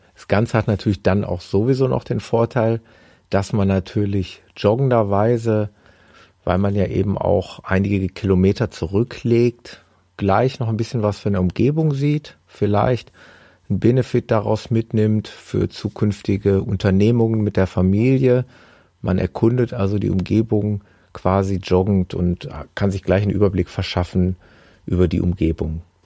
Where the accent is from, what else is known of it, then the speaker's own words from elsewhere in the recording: Gelsenkirchen, North Rhine-Westphalia, Germany; in meiner Heimatstadt